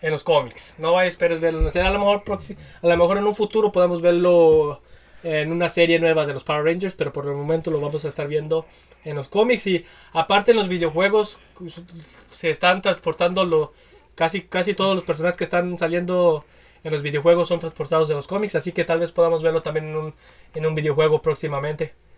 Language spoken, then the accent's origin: Spanish; Guadalajara, Jalisco, Mexico; el, estado de Jalisco, de donde somos nosotros. Somos tapatíos